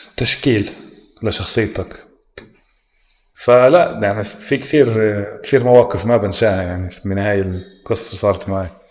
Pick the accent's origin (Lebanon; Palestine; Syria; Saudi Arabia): Palestine; عندنا بفلسطين